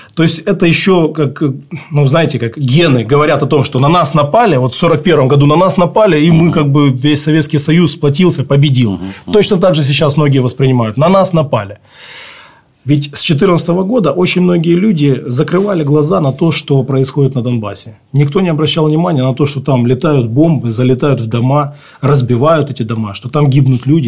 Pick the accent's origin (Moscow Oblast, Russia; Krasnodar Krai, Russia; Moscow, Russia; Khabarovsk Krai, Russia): Khabarovsk Krai, Russia; Khabarovsk; now in Ukraine; я русский по духу, я родился в Хабаровске